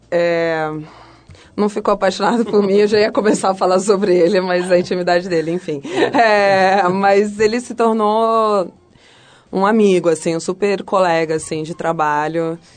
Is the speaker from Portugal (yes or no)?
no; Mexico; Eu sou mexicana, mas o pai do meu pai é francês, e francês com inglês.